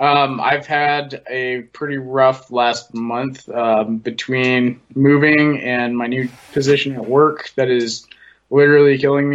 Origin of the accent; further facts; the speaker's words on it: United States; I was also born in the United States, so you know, I am an American first and consider myself that way